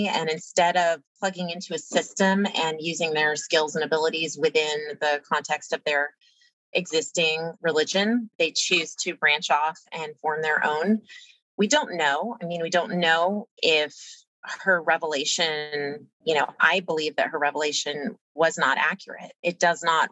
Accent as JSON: {"language": "English", "region": "Louisiana", "country": "United States", "tie": "born or raised there", "said": "I grew up in Louisiana"}